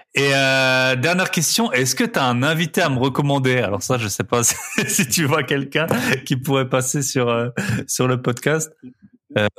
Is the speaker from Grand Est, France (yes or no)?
yes; Alsace, Grand Est, France; je suis d'Alsace